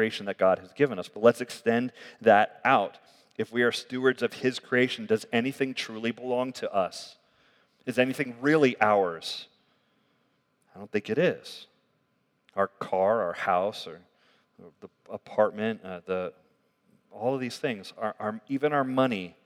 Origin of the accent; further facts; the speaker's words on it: United States; I'm like American